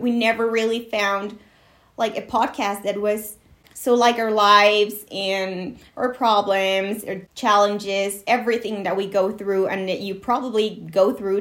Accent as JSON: {"language": "English", "country": "Mexico", "first_language": "Spanish", "second_language": "English", "said": "we're both Mexican."}